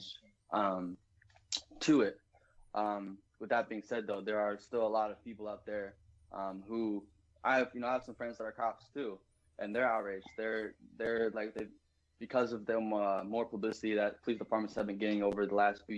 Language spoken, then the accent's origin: English; Wisconsin, United States; I'm from the Midwest, from Wisconsin